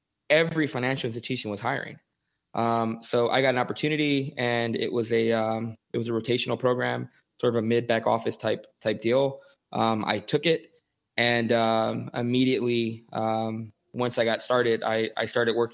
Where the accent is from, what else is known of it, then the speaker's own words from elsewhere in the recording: Houston, Texas, United States; also born or lived in Southern California; I grew up in Houston. My family, my father was in the military, so I lived in Southern California for a few years when I was a kid. But, you know, grew up in Houston